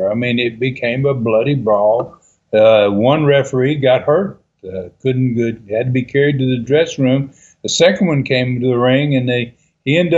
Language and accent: English; Canada; you know, being a Canadian up there, uh, uh, I can I can understand you asking that.